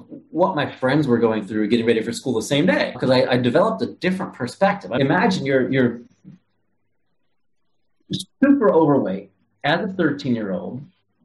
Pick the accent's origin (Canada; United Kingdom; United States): United States; Ohio; moved away; I was born and raised in Ohio, Midwest guy, regular kid